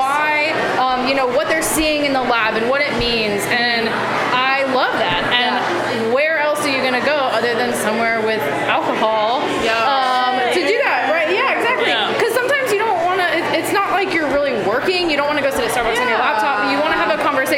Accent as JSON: {"language": "English", "region": "New Mexico", "country": "United States", "said": "I'm from New Mexico"}